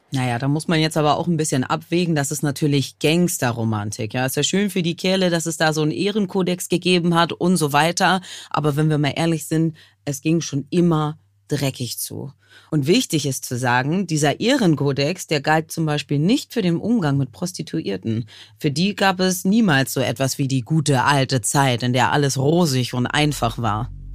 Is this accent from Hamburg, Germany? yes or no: yes; Hamburg, Germany; meiner Heimatstadt Hamburg